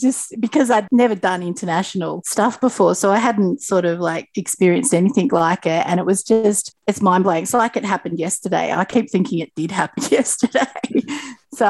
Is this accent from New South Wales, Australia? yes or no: yes; Sydney, New South Wales, Australia; now in Tweed Heads, Australia; growing up in the Sutherland Shire